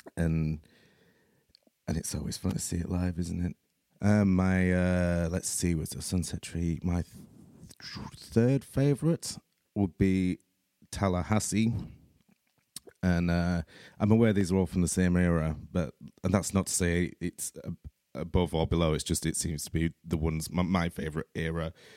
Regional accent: Leeds, Yorkshire and the Humber, United Kingdom; I'm from Leeds in Yorkshire, here in the U K

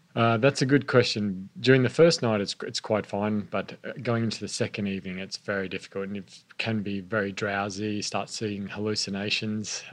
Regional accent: Queensland, Australia; also born or lived in Sydney, New South Wales; I was born in Sydney, grew yeah. up in Queensland

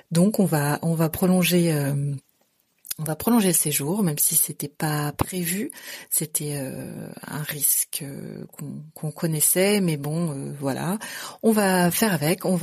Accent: Brittany, France; moved away as an adult; also born or lived in Bali, Indonesia; en Bretagne, euh, ma région natale.

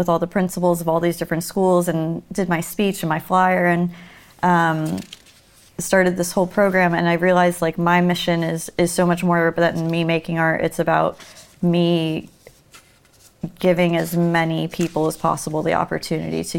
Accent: Miami, Florida, United States; I'm from Miami, and in Florida

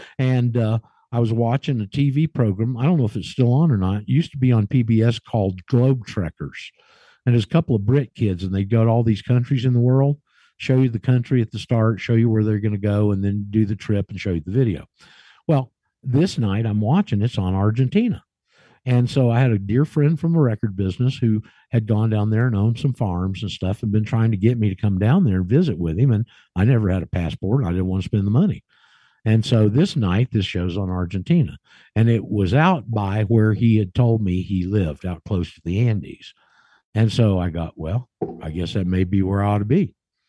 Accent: Alaska, United States; And our overseas assignment was Alaska. It was considered overseas, and I grew up and went to high school in Alaska.

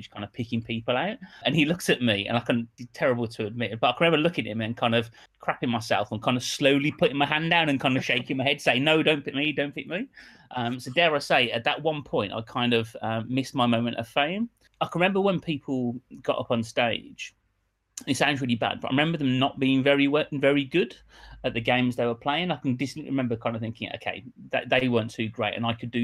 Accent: Birmingham, West Midlands, United Kingdom; I grew up in Birmingham, hence the accent

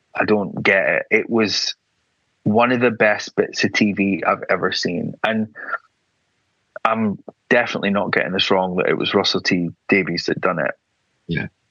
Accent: Aberdeen, Scotland, United Kingdom; moved away as an adult; now in London, United Kingdom; I grew up in Aberdeen, very, you know, not very progressive, very white

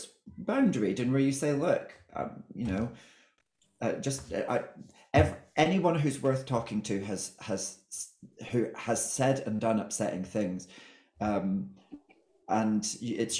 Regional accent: Scotland, United Kingdom; I think I'm Scottish

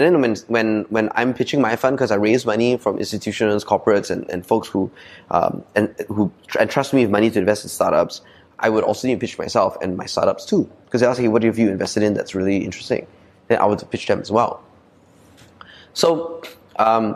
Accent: Malaysia; accent: Ah Beng; also born or lived in Sydney, Australia / United States; I'm like true and true abeng in my core accent, right? Because I'm in Chinese school, I grew up in Malaysia

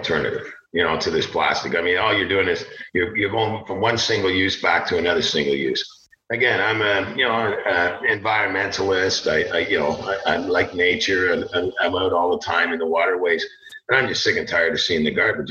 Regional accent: Toronto, Ontario, Canada; also born or lived in Barrie, Ontario; I was born in Toronto.

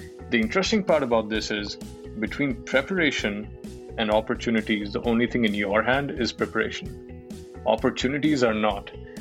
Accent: Delhi, India; moved away as an adult; also born or lived in Bangalore / Mumbai / Malaysia; I grew up in Delhi, I started working in Delhi with Dell, and then I've worked in Bangalore and Mumbai and, you know, Malaysia, and then I've been outside India for more than 5 years now

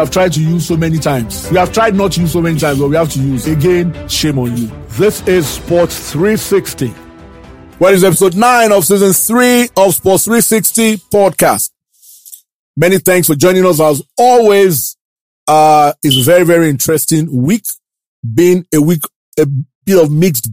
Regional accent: Ibadan, Oyo, Nigeria; I grew up in Ibadan

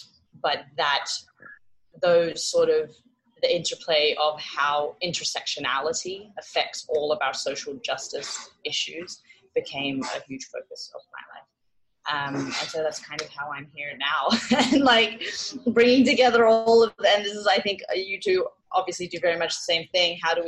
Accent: Hong Kong; also born or lived in Australia; So I was born in Hong Kong. My mother is Indian and my father is English. I was between Hong Kong and Australia for 15 years doing school

